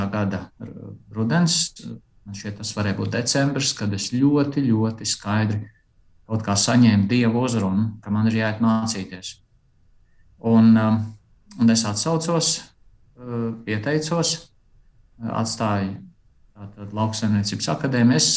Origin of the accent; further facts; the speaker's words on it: Aizpute, Kurzeme, Latvia; Esmu dzimis Latvijā, aizputē, uzaudzis uh, tāpat lielā mērā Latvijā